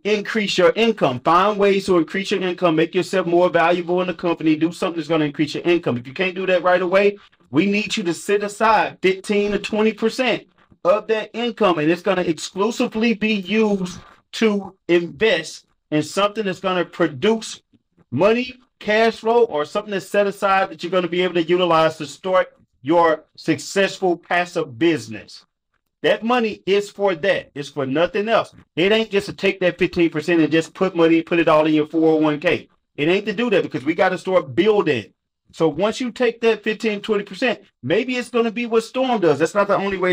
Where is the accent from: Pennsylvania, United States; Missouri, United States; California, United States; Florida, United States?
Missouri, United States; St. Louis; I'm from St. Louis